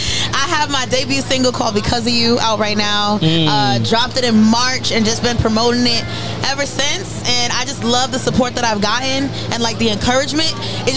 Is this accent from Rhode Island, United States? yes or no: yes; Pawtucket, Rhode Island, United States; But I've been away from Rhode Island for a minute.